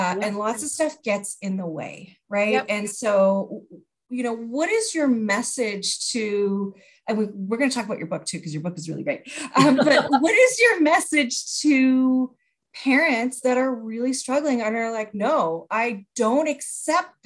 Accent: Canada; I'm Canadian

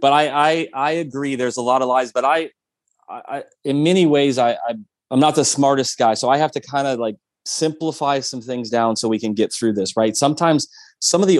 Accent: Midwest, United States; also born or lived in Minnesota; I actually went to school in Minnesota and I'm from the Midwest

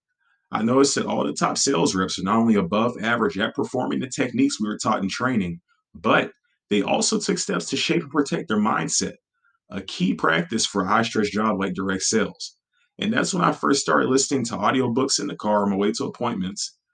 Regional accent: Beaumont, Texas, United States; the local college in my hometown of Beaumont, Texas

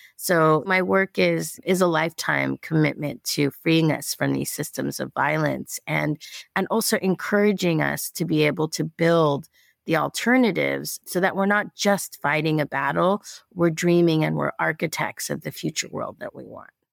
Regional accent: Los Angeles, California, United States; I was born in East L

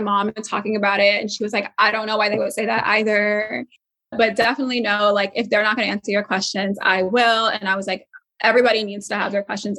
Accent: Atlanta, Georgia, United States; I'm from Atlanta, Georgia.

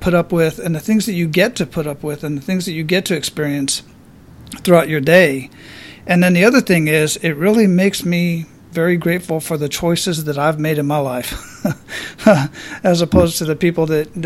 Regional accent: Phoenix, Arizona, United States; also born or lived in Hawaii / Germany; now in Florida, United States; I grew up in Phoenix

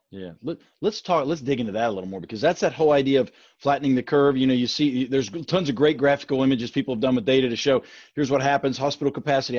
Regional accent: Grafton, West Virginia, United States; as a resident of my small Appalachian hometown

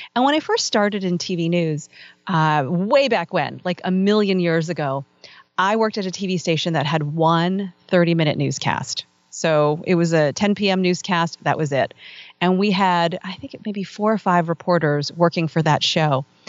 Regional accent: Northern Virginia, United States; I grew up in Northern Virginia

